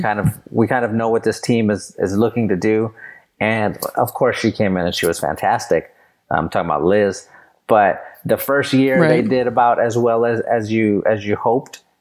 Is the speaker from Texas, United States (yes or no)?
yes; San Antonio, Texas, United States; I grew up in San Antonio